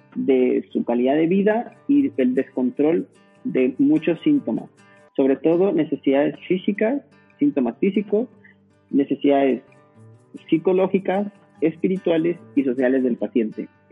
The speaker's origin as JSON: {"language": "Spanish", "town": "Saltillo", "region": "Coahuila", "country": "Mexico", "tie": "born or raised there", "also_born_or_lived": "Barcelona", "moved": "as an adult", "said": "regresar aquí a mi ciudad natal, a Saltillo, Coahuila"}